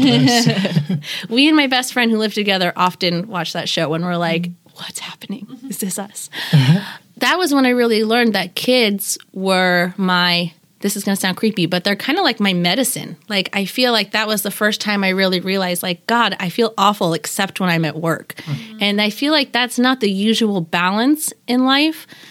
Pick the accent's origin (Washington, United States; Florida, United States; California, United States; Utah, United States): Washington, United States; Seattle; also born or lived in Bremerton / Tacoma / New York; the Seattle I knew as a child that I walked around with with my parents